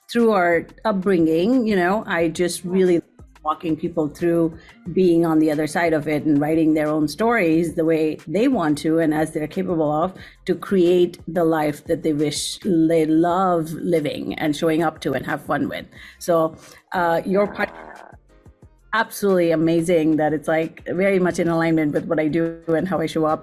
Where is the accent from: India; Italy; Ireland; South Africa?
India; moved away as an adult; I grew up there for 18 years, and my parents still live there. My whole family still lives there